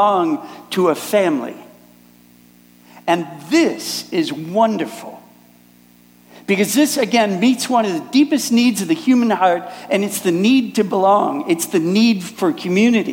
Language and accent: English; Minneapolis, Minnesota, United States; moved away as an adult; now in Germany; I'm originally from Minneapolis, but I live in Germany now